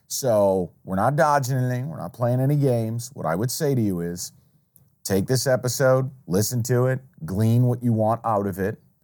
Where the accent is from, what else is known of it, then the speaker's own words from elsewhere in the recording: upstate New York, United States; moved away; I grew up in New York. I grew up upstate, about two hours north of New York City